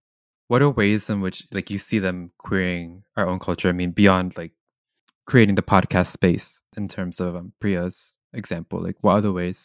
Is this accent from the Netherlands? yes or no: no; Visayas, Philippines; Like, so where I'm from the Philippines, I'm from the Visayas, which is like this like mountainous area in central Philippines.